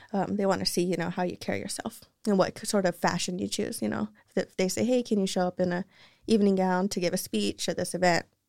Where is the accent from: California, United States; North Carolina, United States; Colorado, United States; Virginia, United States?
California, United States; Salinas; also born or lived in Soledad; I grew up in Salinas